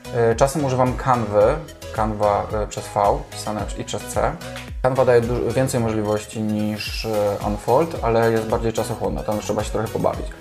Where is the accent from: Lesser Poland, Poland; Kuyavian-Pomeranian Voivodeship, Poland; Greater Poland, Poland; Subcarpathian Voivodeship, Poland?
Lesser Poland, Poland; Kraków; Jestem z Krakowa, jak pewnie wiesz, nie należy to do najmniejszych miast.